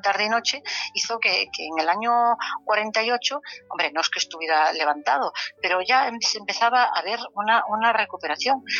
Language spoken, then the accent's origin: Spanish; Galicia, Spain; como buena gallega